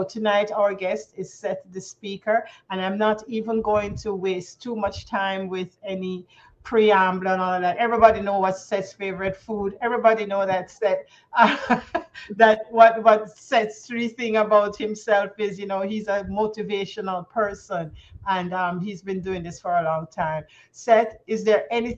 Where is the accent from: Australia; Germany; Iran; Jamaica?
Jamaica; accent: Jamaican; moved away as an adult; now in Canada; I'm Jamaican by birth, folks, and I've lived in Canada going on now 21 years. So sometimes you're going to hear a little of the Jamaican drop.